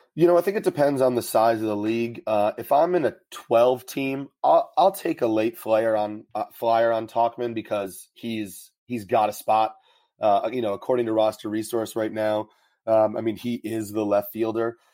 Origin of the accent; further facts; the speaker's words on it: New York, United States; I'm from New York, so the Yankees are on all the time.